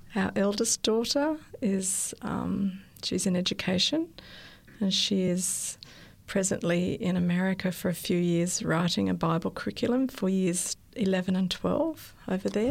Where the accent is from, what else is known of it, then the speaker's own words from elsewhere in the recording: Sydney, New South Wales, Australia; I was born in Australia, in Sydney. I went to an Adventist school, primary school, and then I went to Strathfield High School